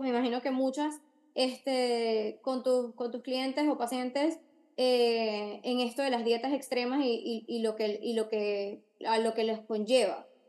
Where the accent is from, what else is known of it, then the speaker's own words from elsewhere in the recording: Argentina; now in Miami, United States; vivo en Miami, eh, soy de Argentina